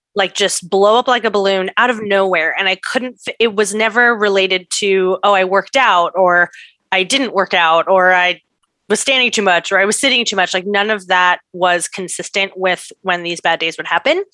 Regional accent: San Diego, California, United States; now in Brooklyn, United States; I was born in San Diego

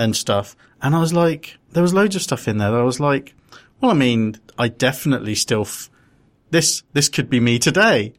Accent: London, United Kingdom; I was born in London, me, Muswell Hill.

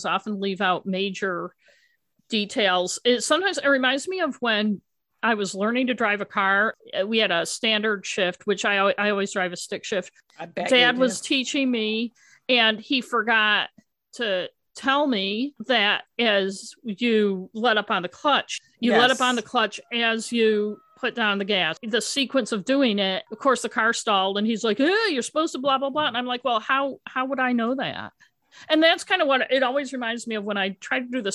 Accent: Elmira, New York, United States; now in Maine, United States; we're originally from Elmira, New York, which is in the western part of New York. And even though we haven't lived there most of our lives, our accents live on.

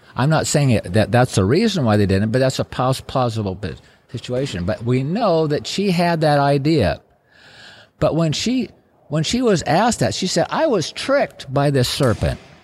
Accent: Wasilla, Alaska, United States; also born or lived in Palmer, Alaska; when I moved from Wasilla to Palmer

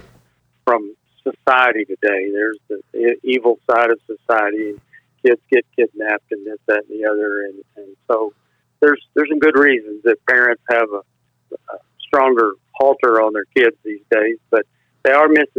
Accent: Bronte, Texas, United States; also born or lived in Ranger, Texas; I was born there in Ranger, Texas. When I was 1 year old, we moved out to further west Texas, north of San Angelo. And I went to first sixth grade to school in a little town called Bront

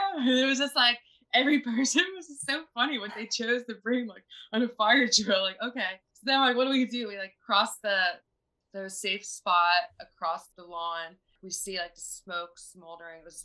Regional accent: Philadelphia, Pennsylvania, United States; also born or lived in Florida; now in Laguna Beach, United States; I am from Philadelphia

